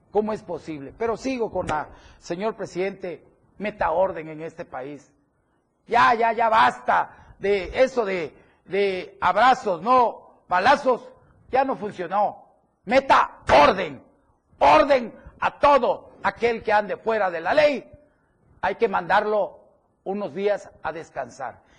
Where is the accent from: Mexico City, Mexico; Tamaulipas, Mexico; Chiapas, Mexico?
Chiapas, Mexico; como chiapaneco, como mexicano